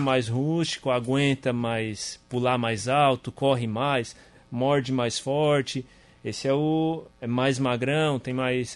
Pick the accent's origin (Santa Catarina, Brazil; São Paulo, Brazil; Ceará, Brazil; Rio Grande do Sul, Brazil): Santa Catarina, Brazil; Sombrio; also born or lived in Criciúma; Sou de Sombrio